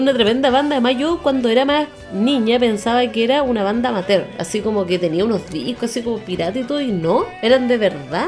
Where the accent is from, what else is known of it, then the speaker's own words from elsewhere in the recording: Chile; como chilenos